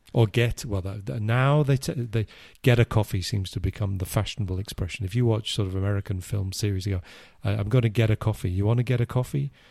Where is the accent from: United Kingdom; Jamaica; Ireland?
United Kingdom; England; I, I'm English